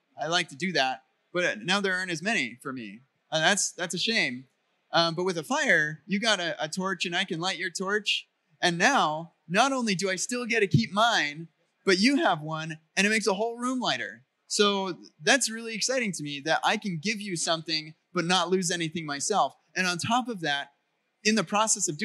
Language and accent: English; United States; I'm an American